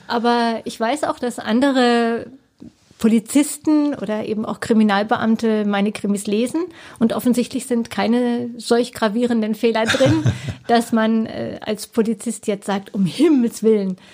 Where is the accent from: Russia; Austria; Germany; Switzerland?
Germany; Black Forest, Baden-Württemberg; now in Cottbus, Germany; Schwarzwald, wo ich herkomme